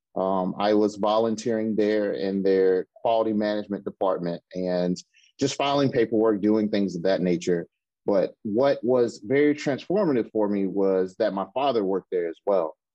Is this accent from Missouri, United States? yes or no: no; Mississippi, United States; now in Seattle, United States; I'm originally from Mississippi